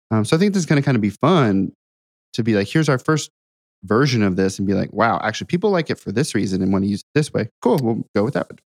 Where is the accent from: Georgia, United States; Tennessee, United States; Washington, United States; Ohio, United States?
Ohio, United States; now in Nashville, United States; I grew up in Ohio.